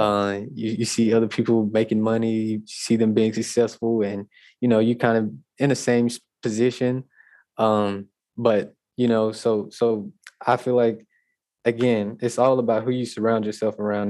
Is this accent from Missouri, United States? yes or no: no; Natchitoches, Louisiana, United States; I'm actually from Natchitoches, and my school, uh, Northwestern State University, is in Natchitoches.